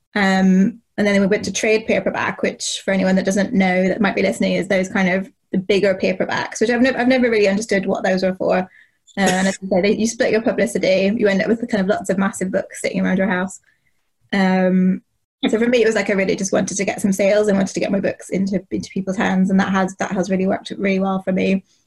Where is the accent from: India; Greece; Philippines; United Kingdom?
United Kingdom; Northern Ireland; I grew up in Northern Ireland in the eighties and the nineties